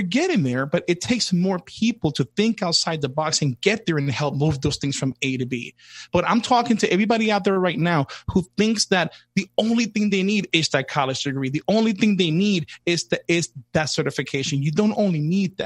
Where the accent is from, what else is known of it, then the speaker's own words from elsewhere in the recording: New York City, New York, United States; I grew up in the South Bronx in hip hop in the 80s, early 80s, all the way to early 90s